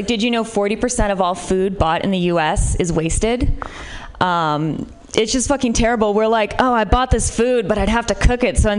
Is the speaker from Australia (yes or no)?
no; Midwest, United States; Like, I'm from the Midwest, which might be part of it.